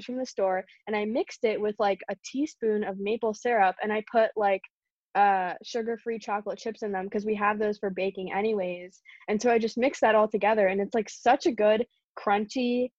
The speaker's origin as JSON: {"language": "English", "region": "Pennsylvania", "country": "United States", "tie": "born or raised there", "also_born_or_lived": "New Jersey / Long Island, New York", "said": "I was born in Pennsylvania with the Quakers"}